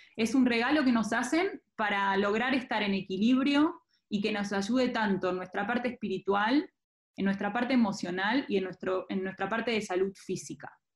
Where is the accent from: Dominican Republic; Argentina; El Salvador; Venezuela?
Argentina; moved away as an adult; also born or lived in Buenos Aires; now in Mexico; Yo soy de Argentina